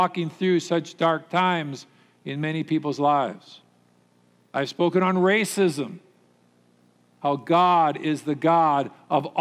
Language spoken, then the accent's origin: English; Minnesota, United States; I grew up here in Minnesota, in the Minnesota culture